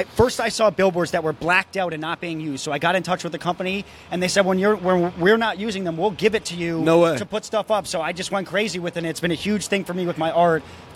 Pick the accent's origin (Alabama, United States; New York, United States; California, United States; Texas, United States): New York, United States; I'm born and raised in New York, and when I grew up, all the signs that I'm used to seeing were hand-painted